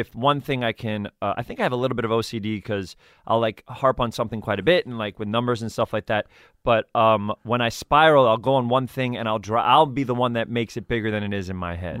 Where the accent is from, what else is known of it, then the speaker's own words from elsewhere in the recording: New York City, New York, United States; also born or lived in Edgemont, New York; I grew up in Riverdale